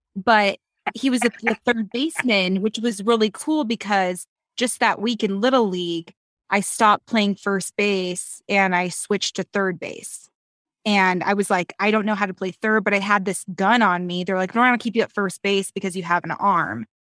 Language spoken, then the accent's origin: English; Reno, Nevada, United States; I'm from Reno